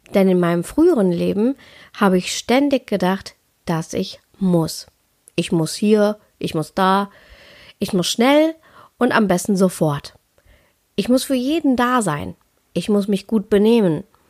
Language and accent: German; Ruhr area, North Rhine-Westphalia, Germany; ich komme ja aus dem Ruhrpott